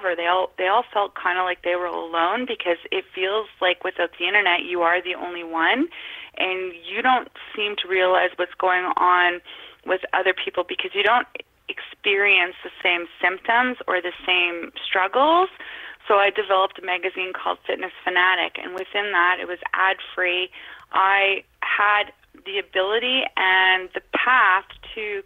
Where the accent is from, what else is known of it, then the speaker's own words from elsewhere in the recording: Northern Ontario, Canada; I was born and raised in Northern Ontario.